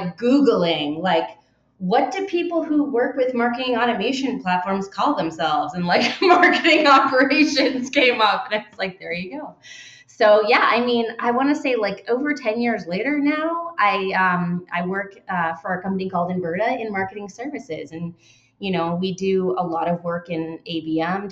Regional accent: Southern New Hampshire, United States; also born or lived in Boston; I'm from Southern New Hampshire originally

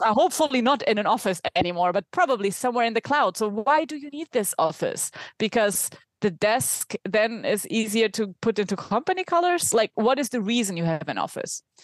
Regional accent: Germany; accent: German; English is a second language; now in Spain; based in Spain, though from my accent, you can tell that I'm German

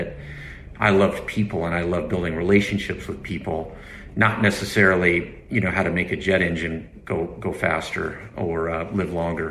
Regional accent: Idaho, United States; I grew up in Idaho

